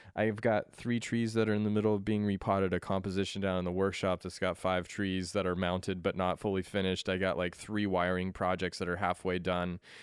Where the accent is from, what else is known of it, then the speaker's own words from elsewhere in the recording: Colorado, United States; moved away; I was born in Colorado